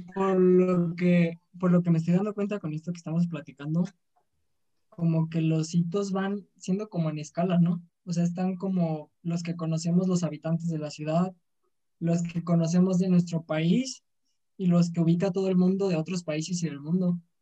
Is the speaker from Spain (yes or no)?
no; Pátzcuaro, Michoacán, Mexico; yo soy de Pátzcuaro, Michoacán